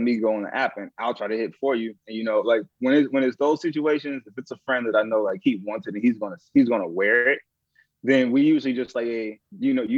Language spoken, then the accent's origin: English; St. Louis, Missouri, United States; growing up in St. Louis where like people get robbed all the time